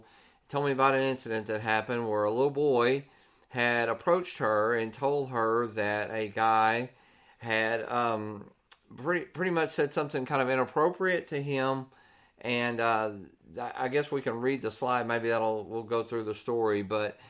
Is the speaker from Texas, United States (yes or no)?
yes; Texas, United States; we're from Texas